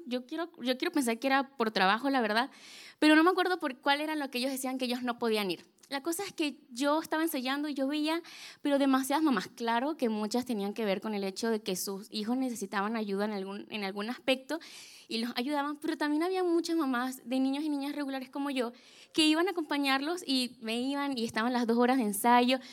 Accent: Venezuela; yo soy de Venezuela

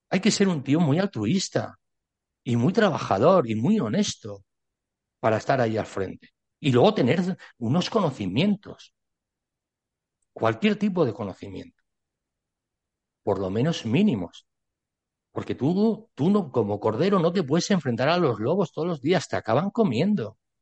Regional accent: Spain; Yo soy ciudadano español

